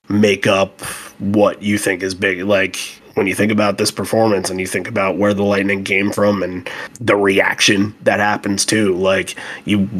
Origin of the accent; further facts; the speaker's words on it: Kansas City, Missouri, United States; I grew up in Kansas City, moved away, and happened to have the good fortune of traveling back to KC for a family wedding